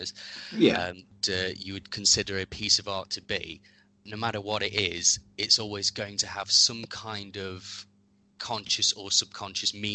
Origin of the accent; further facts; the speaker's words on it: Derby, East Midlands, United Kingdom; also born or lived in Enfield, North London; I'm from North London originally. Mm. But I've lived in Derby since I was very young. So I basically consider myself to be from Derby because I was basically raised here.